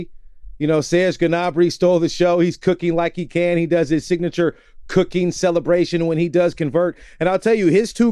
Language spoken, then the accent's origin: English; United States; as an American